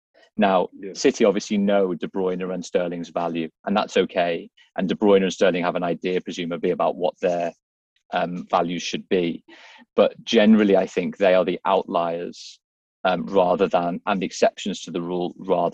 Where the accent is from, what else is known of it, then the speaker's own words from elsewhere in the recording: Liverpool, North West England, United Kingdom; I'm from Liverpool.